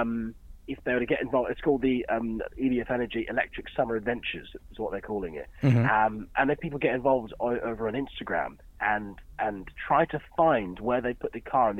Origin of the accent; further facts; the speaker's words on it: Dorset, South West England, United Kingdom; I grew up in Dorset